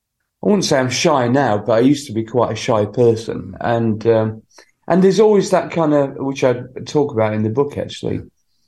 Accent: Sheffield, Yorkshire and the Humber, United Kingdom; when I was growing up in Sheffield.

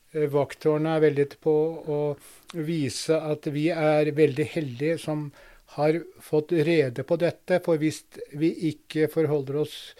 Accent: Drammen, Buskerud, Norway; Jeg vokste opp i Drammen

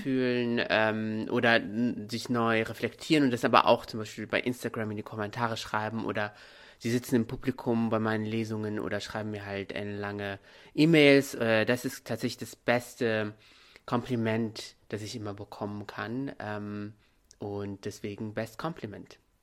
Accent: Morocco; moved away as an adult; now in Germany; Ich bin hier in Deutschland geboren, teilweise aufgewachsen, ab, ab dem siebten Lebensjahr dann in Marokko

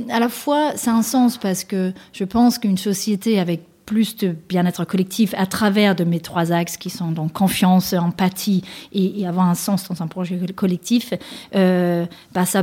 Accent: Denmark; now in France; avec lesquelles j'ai grandi, moi, au Danemark

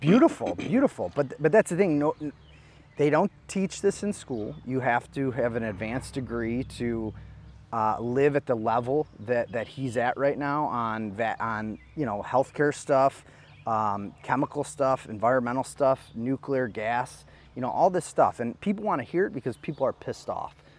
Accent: Geauga County, Ohio, United States; I come from Geauga County

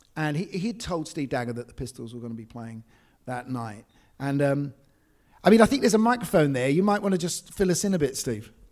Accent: London, United Kingdom; I grew up in Essex Road, uh, which is just parallel to this street here.

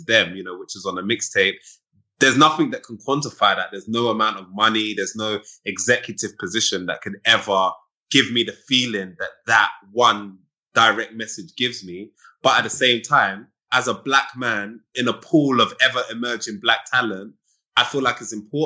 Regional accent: United Kingdom; I'm a British person.

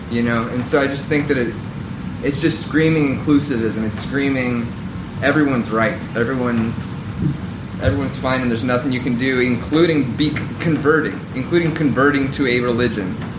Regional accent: Southern Bible Belt, United States; growing up in the Southern Bible Belt

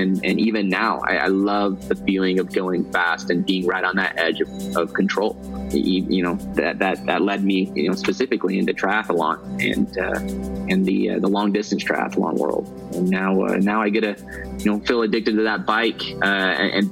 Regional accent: Utah, United States; I grew up here in the States, in Utah

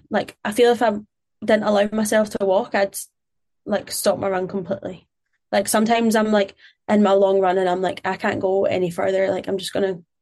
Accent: Glasgow, Scotland, United Kingdom; I'm Glaswegian

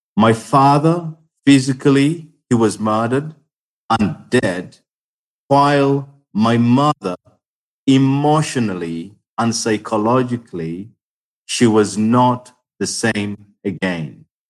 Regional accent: Uganda; I am from Uganda

